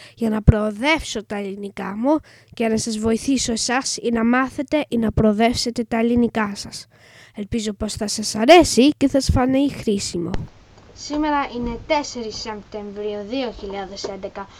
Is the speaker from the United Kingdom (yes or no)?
yes; England, United Kingdom; Greek is a second language; είμαι Άγγλος. Η μαμά μου όμως είναι Ελληνίδα και θέλει αυτή να μάθω εγώ ελληνικά